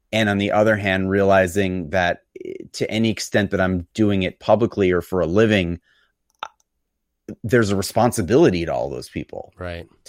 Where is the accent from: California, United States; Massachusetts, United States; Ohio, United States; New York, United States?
New York, United States; New York City; born there; So I was born in New York City.